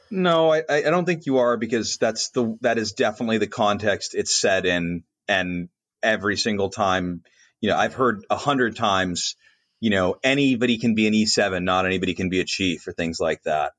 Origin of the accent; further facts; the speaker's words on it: Colorado Springs, Colorado, United States; moved away; Pete, as an example, is my hometown Air Force Base